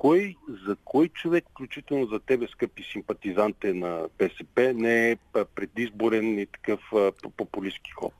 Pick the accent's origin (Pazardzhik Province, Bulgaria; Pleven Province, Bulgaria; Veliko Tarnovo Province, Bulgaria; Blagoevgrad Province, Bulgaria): Pleven Province, Bulgaria; Pleven; Израснал съм в град Плен. Това е мой град